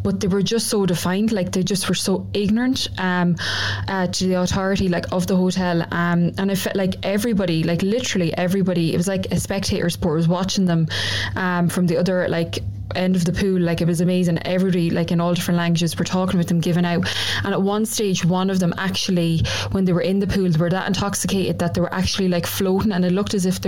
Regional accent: Ireland; I'm over from Ireland as well.

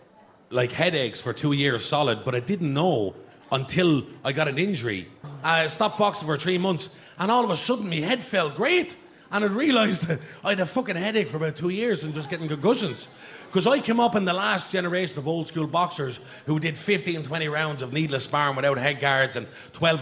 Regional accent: Dublin, Leinster, Ireland; I'm from Darndale

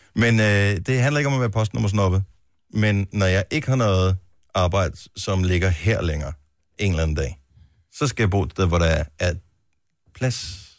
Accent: Funen, Southern Denmark, Denmark; born or raised there; now in Roskilde, Denmark

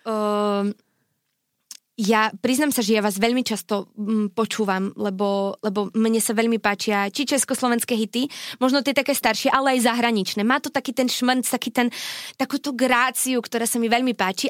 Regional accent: Šarišské Jastrabie, Prešov Region, Slovakia; som z Jastrabia

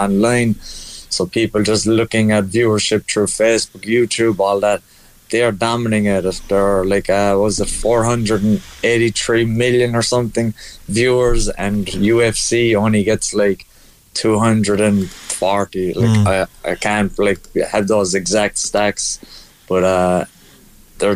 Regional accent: Ireland; we're the Irish

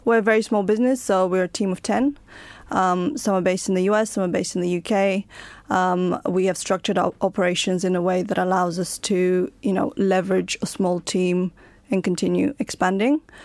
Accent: Bulgaria; now in United Kingdom; I was born in Bulgaria, I came to live in the United Kingdom

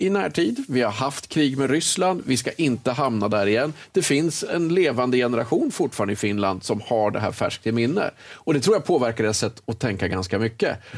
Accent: Sweden; man känner så här som svensk att det här lägger inte vi så mycket tid på vem som pratar först.

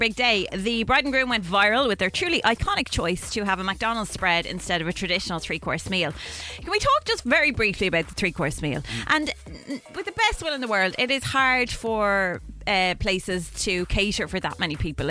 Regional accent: Ireland; now in United Kingdom; Okay, so I'm Irish, living in the UK. Visitors from Ireland keep bringing me giant multi-packs of Tato crisps.

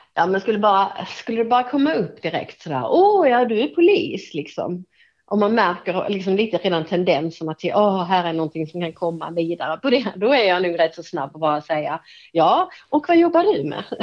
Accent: Hässleholm, Skåne, Sweden; Det är min hemstad.

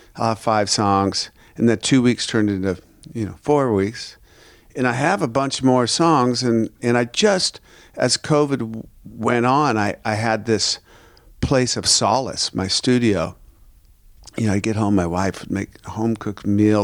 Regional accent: Seattle, Washington, United States; I'm from Seattle

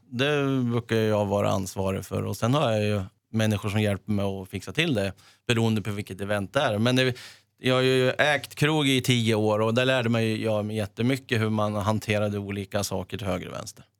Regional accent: Sweden; also born or lived in Italy / Leeds, England; vi hade ett grustag hemma där i närheten och där jag bodde Finfro

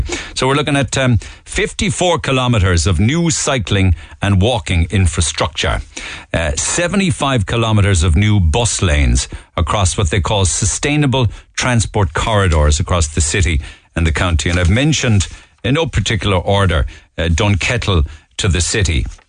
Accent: Douglas, United Kingdom; I grew up in Douglas. I remember Douglas in the 70s, 80s and 90s, and I have to say, they have wrecked it.

